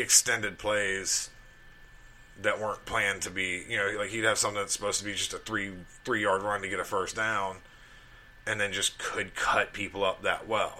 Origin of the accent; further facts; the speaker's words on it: Alabama, United States; growing up in Alabama